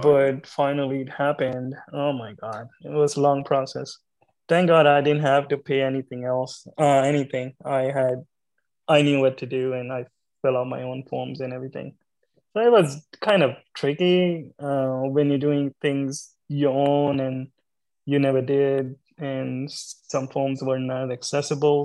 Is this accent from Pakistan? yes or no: yes; Pakistan; moved away as an adult; now in United States; So I came from Pakistan. I grew up in uh, uh, Pakistan, uh, big city in Pakistan, but basically I was from village, um, small village from Pakistan